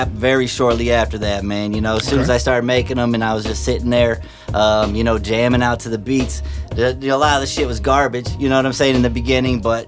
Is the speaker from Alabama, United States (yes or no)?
no; Myrtle Beach, South Carolina, United States; moved away as an adult; now in St. Louis, United States; I grew up in Myrtle Beach, South Carolina. A lot of people don't know that, but I spent most of my high school, middle school there